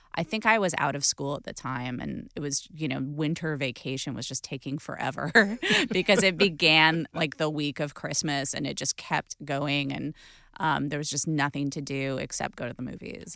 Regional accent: Los Angeles, California, United States; growing up in Los Angeles

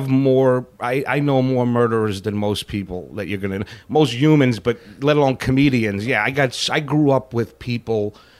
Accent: New York City, New York, United States; moved away; also born or lived in Florida; I'm from the Bronx, New York, you know, and that's where I grew up

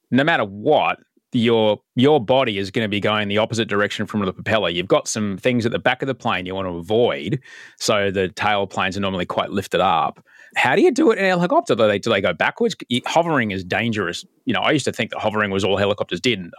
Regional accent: Canberra, Australian Capital Territory, Australia; as someone as someone growing up in Canberra, which is uh, not only quite a cold place but can be a very dry place, yeah.

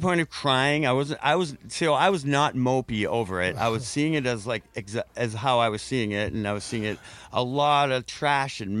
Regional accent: Eureka, United States; In my hometown

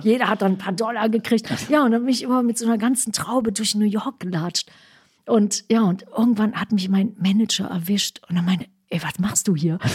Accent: West Germany, Germany; first language German

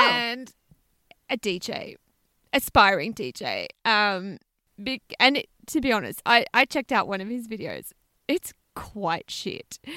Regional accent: Australia; we're Australian

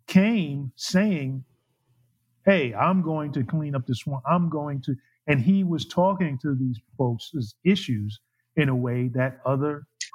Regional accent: the North, United States; So I'm from the North. I'm from the segregated North. You're from the segregated South.

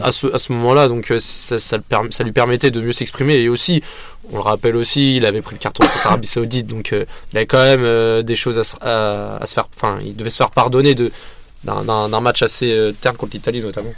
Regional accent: France; en tant que français

